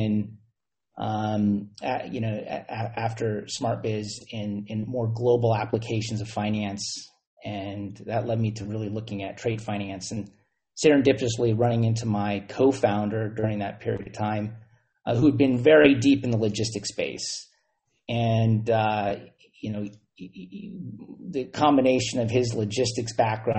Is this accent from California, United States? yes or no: yes; Silicon Valley, California, United States; growing up in Silicon Valley